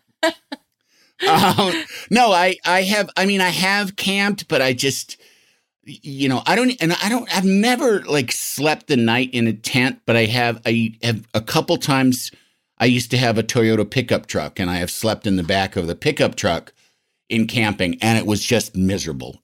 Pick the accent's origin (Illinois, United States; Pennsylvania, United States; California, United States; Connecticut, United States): Illinois, United States; Yorkville; moved away; I'm from Yorkville